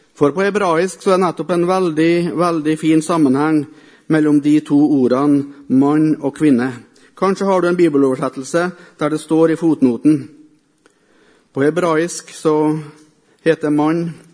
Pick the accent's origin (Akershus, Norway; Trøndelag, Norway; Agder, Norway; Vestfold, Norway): Trøndelag, Norway; Melhus; also born or lived in Africa